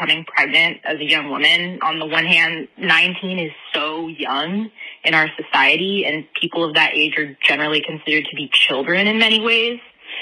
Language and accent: English; Utah, United States; I'm born and raised in Utah